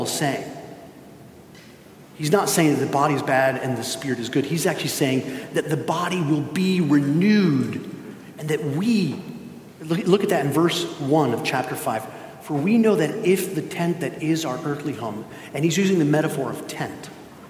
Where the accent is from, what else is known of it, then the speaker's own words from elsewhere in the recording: Spain; moved away; I grew up in Spain